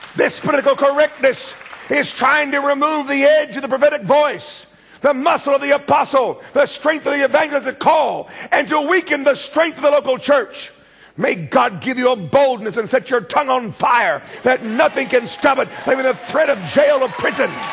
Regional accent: United States; accent: American; my American screaming accent

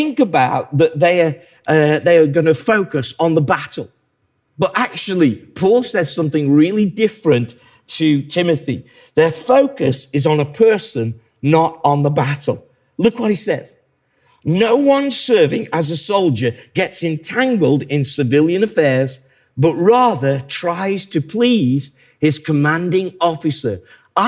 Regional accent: England, United Kingdom; I like being English

